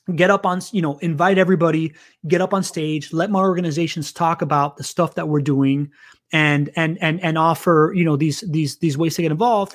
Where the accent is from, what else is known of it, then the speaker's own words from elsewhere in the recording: Miami, Florida, United States; first language Spanish; English is a second language; also born or lived in Venezuela; I grew up in, in Miami.